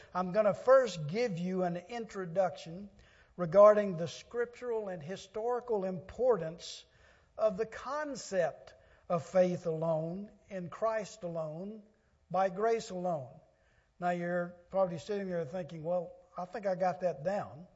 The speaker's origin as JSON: {"language": "English", "region": "Louisiana Delta", "country": "United States", "tie": "born or raised there", "said": "I grew up in the Louisiana Delta on a farm in my younger days"}